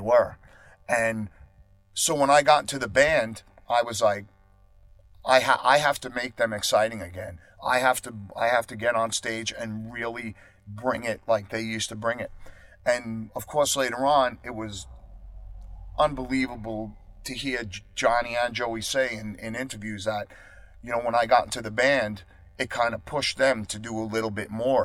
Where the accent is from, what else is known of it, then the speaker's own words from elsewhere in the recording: Long Island, New York, United States; moved away as an adult; also born or lived in Queens, New York; I am not going to live and die in my hometown